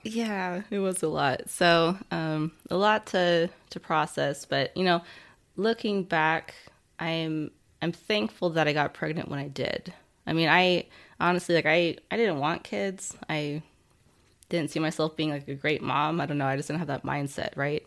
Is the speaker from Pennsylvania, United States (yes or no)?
no; Nebraska, United States; moved away as an adult; also born or lived in California; I was born in, um, in California, actually, but then from, like, three to eighteen, I grew up in Nebraska.